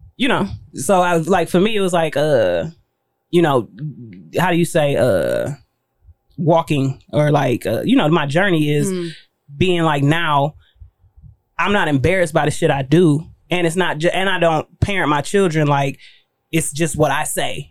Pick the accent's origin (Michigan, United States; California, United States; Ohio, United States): Michigan, United States; Pontiac; I'm from Pontiac